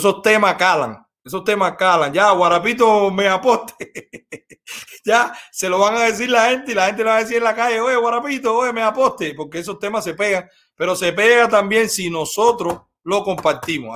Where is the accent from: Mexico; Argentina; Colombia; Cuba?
Cuba; moved away; los cubanos no somos de Fidel